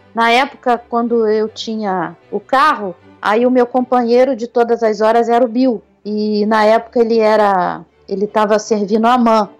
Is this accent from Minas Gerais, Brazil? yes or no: no; Rio de Janeiro, Brazil; do jeitinho carioca de ser